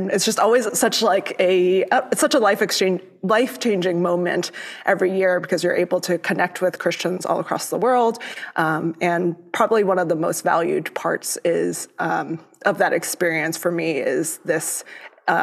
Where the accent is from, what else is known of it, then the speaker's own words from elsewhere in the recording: Florida, United States; first language Cantonese; English is a second language; also born or lived in Hong Kong; my family moved when I was quite young to the U.S. I grew up in Florida